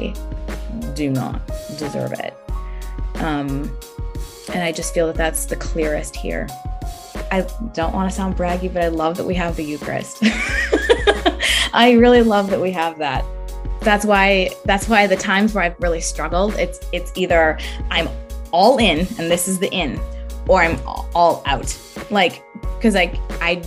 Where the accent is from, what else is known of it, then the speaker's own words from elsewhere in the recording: United States; I'm half Kenyan, half German American, and I grew up in a very white part of the country, in a very white suburb